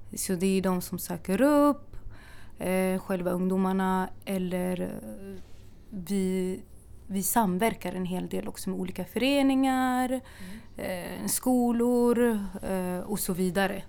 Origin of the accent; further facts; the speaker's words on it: Örebro, Örebro County, Sweden; moved away as an adult; now in Stockholm, Sweden; Jag kommer från Örebro från början